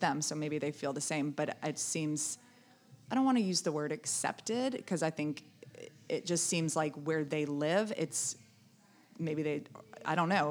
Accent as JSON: {"language": "English", "region": "the South", "country": "United States", "tie": "born or raised there", "said": "I grew up in the South"}